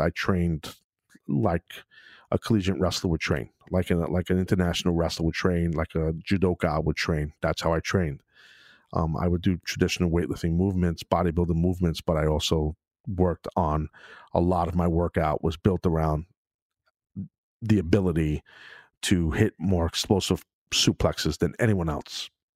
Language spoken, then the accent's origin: English; New York City, New York, United States; in Brooklyn, in my hometown